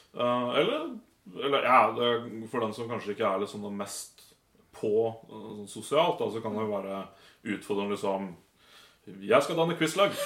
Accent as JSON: {"language": "Norwegian", "town": "Nittedal", "region": "Akershus", "country": "Norway", "tie": "born or raised there", "moved": "as an adult", "lives_now": "Volda, Norway", "said": "Nittedal eh, ligger rett utafor Oslo. Ja. Så um, ja. Var jeg der til jeg var 21, og så flytta jeg til Volda"}